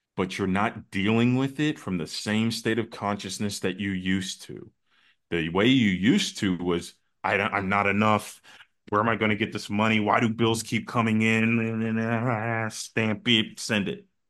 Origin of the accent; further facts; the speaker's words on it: United States; also born or lived in Chicago; my parents come from another country. I was born in the States